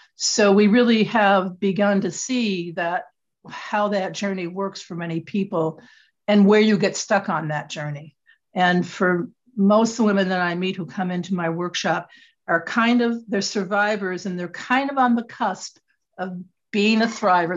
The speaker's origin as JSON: {"language": "English", "region": "Michigan", "country": "United States", "tie": "born or raised there", "also_born_or_lived": "Connecticut", "moved": "as an adult", "said": "I'm originally from Michigan, uh, it's where I was born and raised"}